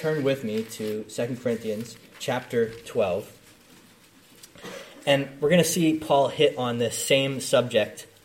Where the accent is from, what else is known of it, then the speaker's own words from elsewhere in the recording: United States; I'm from the Philly area. I grew up an hour and a half outside of Philly, so general Philly area